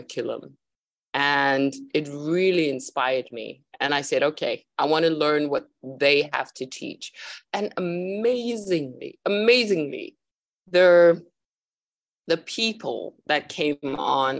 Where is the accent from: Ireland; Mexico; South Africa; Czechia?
South Africa; I am originally from South Africa, but I'm traveling around the world at the moment.